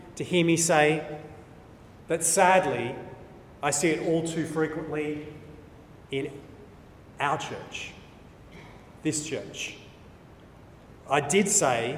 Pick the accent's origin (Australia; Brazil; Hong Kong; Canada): Australia; New South Wales; I'm an Australian. I'm an Anglo-Australian. I'm a New South Welshman